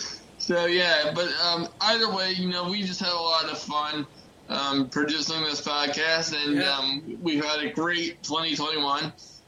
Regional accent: Maryland, United States; And my home state, ladies and gentlemen, is in fourth place with 9%. Why? Come on. What's going on? What the hell, Maryland? Have some loyalty. I've lived here my entire life.

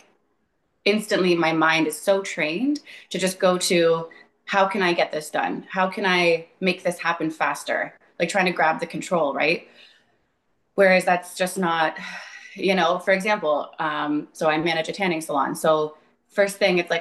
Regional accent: Ontario, Canada; I'm from Ontario, Canada.

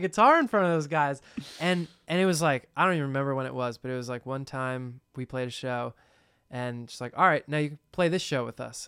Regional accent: New Jersey, United States; we're from New Jersey

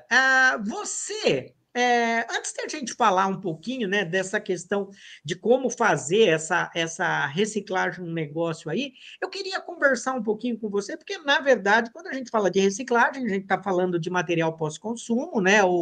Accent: São Paulo, Brazil; born or raised there; also born or lived in Porto Alegre, Rio Grande do Sul

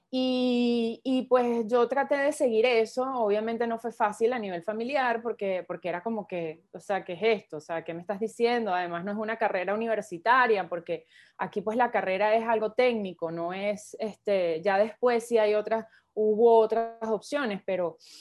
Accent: Venezuela; soy venezolana

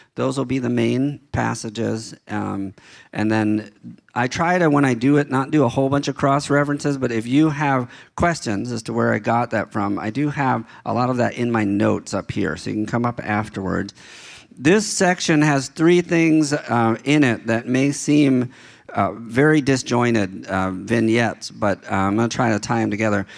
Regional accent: Baltimore, Maryland, United States; moved away; when I was a kid growing up in Baltimore

